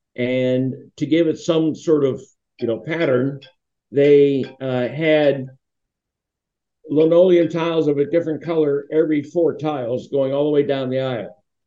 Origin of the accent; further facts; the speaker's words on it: Duquesne, Pennsylvania, United States; the church I grew up with in Saints Peter and Paul in Duquesne